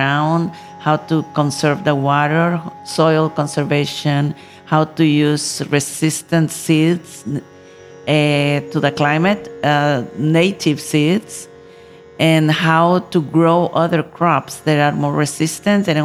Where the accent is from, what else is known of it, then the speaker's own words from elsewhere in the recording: Nicaragua; I come from Nicaragua, country in Central America